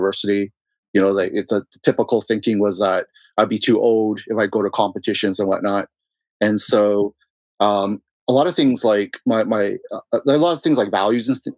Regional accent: Vancouver, British Columbia, Canada; I was born in Vancouver

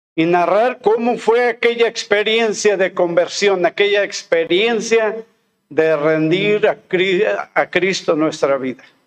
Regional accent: Molango, Hidalgo, Mexico; moved away as an adult; also born or lived in Oaxaca; now in Álamo, Mexico; al regresar a mi pueblo, que es este Molango en el estado de Hidalgo

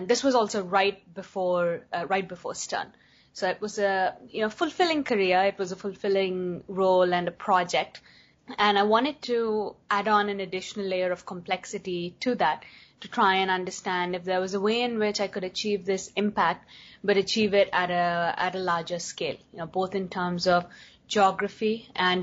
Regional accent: India; moved away as an adult; also born or lived in United States; growing up in India

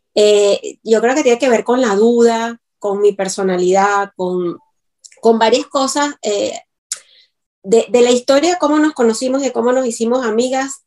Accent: Venezuela; moved away; todas las cositas que los venezolanos entendemos

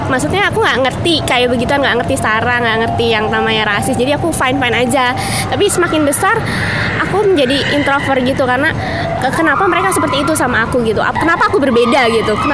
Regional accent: Jakarta, Indonesia; Aku kan orang Betawi ya, terus teman-teman aku sering banget bilang kayak orang Betawi tuh pasti deh suaranya kenceng, keras, terus nyablak gitu kalau ngomong.

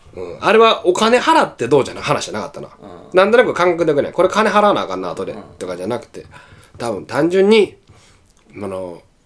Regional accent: Osaka, Japan; 大阪から来ましたみたいな

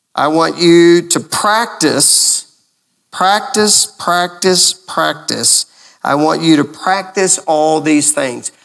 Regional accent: Lubbock, Texas, United States; now in Gainesville, United States; when I was growing up in Lubbock, Texas

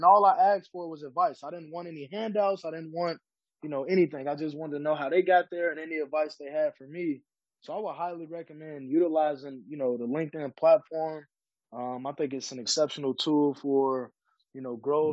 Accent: Chicago, Illinois, United States; growing up in Chicago, kind of in a not so great area

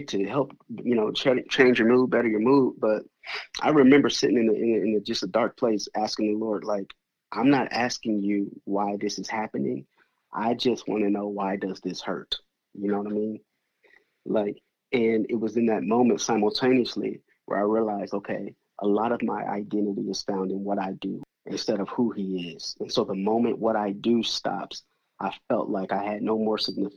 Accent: Denver, Colorado, United States; also born or lived in Milwaukee, Wisconsin; now in Atlanta, United States; I was born and raised in Denver, Colorado

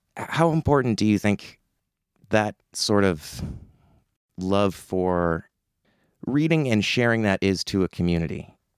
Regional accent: Summerside, Prince Edward Island, Canada; growing up in Summerside

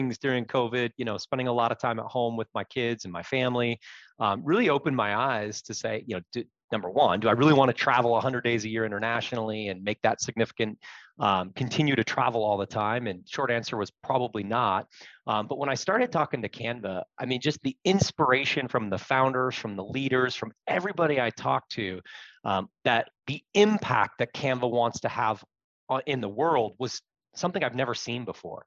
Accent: Seattle, Washington, United States; moved away as an adult; also born or lived in Reno; Born and raised in Seattle, moved out for a few years, and then spent the last 13, 14 years back here at home with the family.

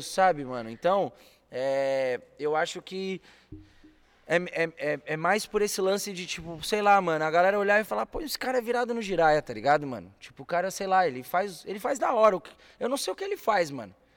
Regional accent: São Paulo, Brazil; moved away as an adult; also born or lived in Rio de Janeiro; Sou paulistano nato com muito orgulho, cria da Zona Norte de São Paulo.

